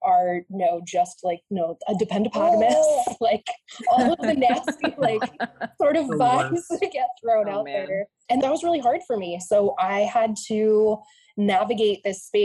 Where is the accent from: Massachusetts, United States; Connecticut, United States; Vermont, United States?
Vermont, United States; I grew up in Vermont